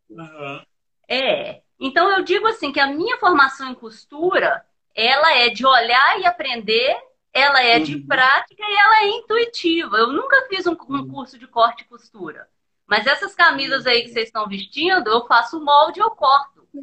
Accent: Muriaé, Minas Gerais, Brazil; É, eu não sou de Juiz de Fora, eu sou de uma cidade que chama

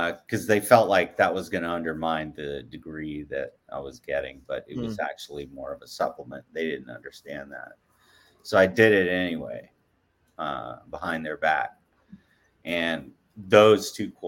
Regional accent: Atlanta, Georgia, United States; moved away as an adult; also born or lived in Portland; growing up in Atlanta, you're used to the sun, you're used to mild temperature

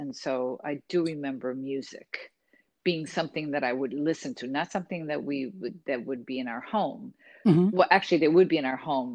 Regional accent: Cleveland, Ohio, United States; also born or lived in Puerto Rico; I was born in the Midwest

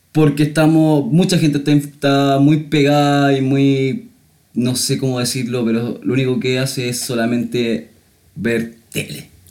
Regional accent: Santiago, Santiago Metropolitan Region, Chile; yo soy de Santiago nomás

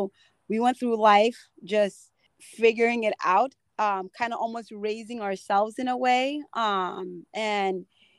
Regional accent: United States; I came over with my dad and my stepmom and then my brothers and sisters. And so growing up in America was kind of difficult

